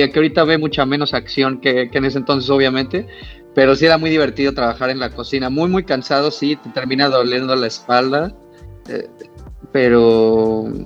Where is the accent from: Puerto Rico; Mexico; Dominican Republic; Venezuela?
Mexico; moved away as an adult; now in Canada; cuando yo llegué aquí a Canadá, estaba todo súper cerrado. O sea, cuando yo me fui de México